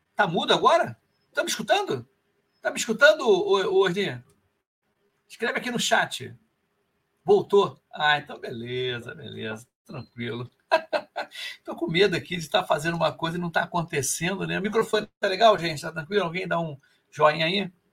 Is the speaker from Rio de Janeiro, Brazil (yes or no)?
yes; Rio de Janeiro, Brazil